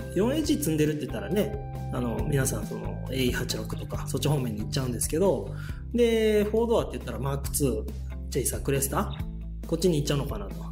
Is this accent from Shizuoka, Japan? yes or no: yes; Shizuoka, Japan; 静岡市の清水区出身なんですけどね、えーとまあ、大学まで清水におりました